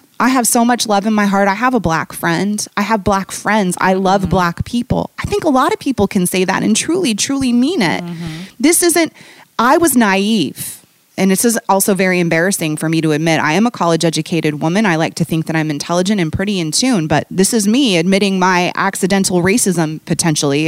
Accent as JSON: {"language": "English", "town": "Bellevue", "region": "Washington", "country": "United States", "tie": "born or raised there", "also_born_or_lived": "Baltimore / Manhattan, New York", "moved": "yes", "lives_now": "Chicago, United States", "said": "I grew up in Seattle, in a suburb outside of Seattle called Bellevue"}